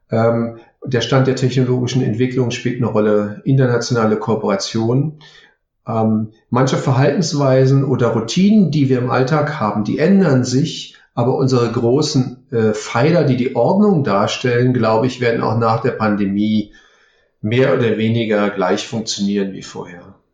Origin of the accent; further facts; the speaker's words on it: Berlin, Germany; Ich, ähm, ich stamme aus Berlin.